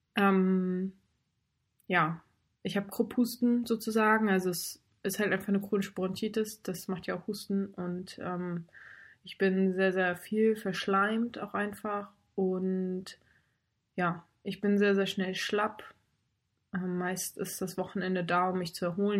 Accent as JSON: {"language": "German", "area": "Baltic coast near Fehmarn", "region": "Schleswig-Holstein", "country": "Germany", "tie": "born or raised there", "also_born_or_lived": "North Rhine-Westphalia / Lübeck", "moved": "as an adult", "lives_now": "Hamburg, Germany", "said": "davor bin ich halt an der Ostsee bei Fehmarn groß geworden und komme gebürtig aus Nordrhein-Westfalen"}